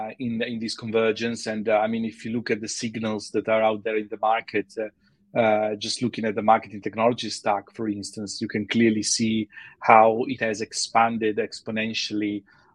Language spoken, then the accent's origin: English; Milan, Lombardy, Italy; moved away as an adult; also born or lived in Taiwan / Switzerland; now in London, United Kingdom; I'm originally from Milan, Italy, although I've been here in London for many years now